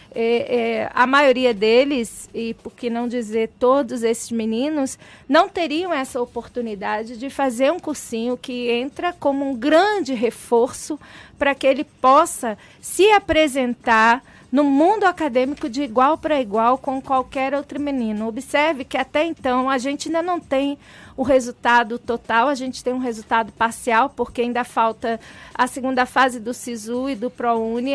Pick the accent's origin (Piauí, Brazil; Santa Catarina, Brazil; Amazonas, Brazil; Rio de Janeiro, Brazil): Rio de Janeiro, Brazil; Baixada Fluminense; born or raised there